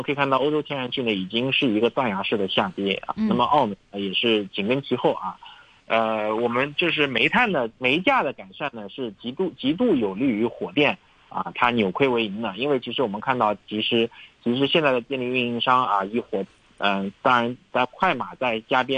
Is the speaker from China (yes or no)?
yes; China; 对我们中国人说